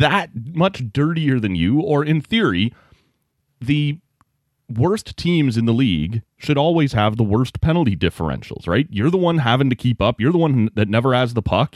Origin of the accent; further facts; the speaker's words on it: Oshawa, Ontario, Canada; I grew up in the Oshawa area.